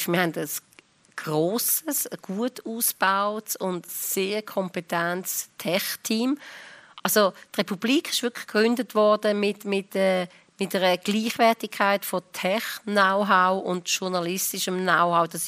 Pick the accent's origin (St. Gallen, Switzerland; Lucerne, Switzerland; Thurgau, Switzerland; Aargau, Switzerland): Lucerne, Switzerland; now in Zürich, Switzerland; ich bin von Luzern gekommen, ich habe in Zürich knapp gewusst, wo die Bahnhofstrasse ist, mehr nicht.